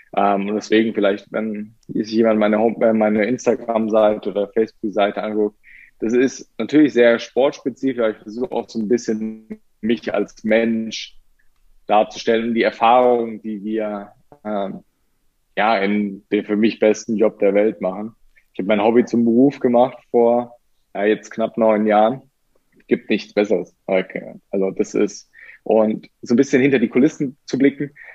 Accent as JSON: {"language": "German", "country": "Germany", "said": "bei uns in Deutschland"}